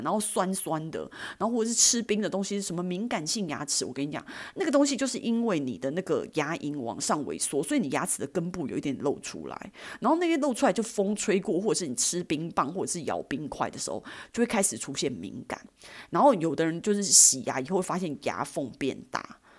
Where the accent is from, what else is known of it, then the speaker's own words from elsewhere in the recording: Taiwan; 我们台湾人